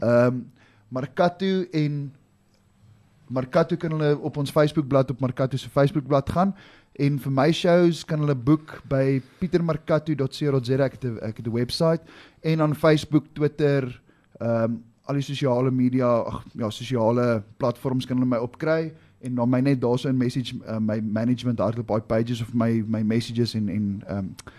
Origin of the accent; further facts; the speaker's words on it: South Africa; ek is nie Italiaans nie. Ek is 'n Suid-Afrikaner, born, bred, raised